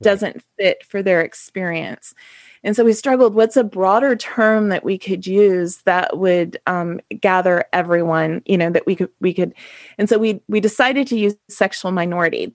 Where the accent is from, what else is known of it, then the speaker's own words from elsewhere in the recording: Ohio, United States; I'm from Ohio